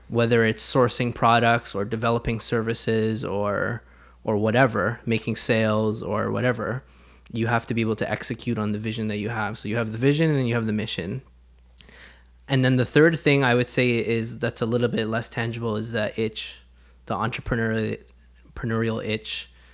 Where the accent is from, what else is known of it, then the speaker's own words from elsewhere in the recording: Canada; growing up in Canada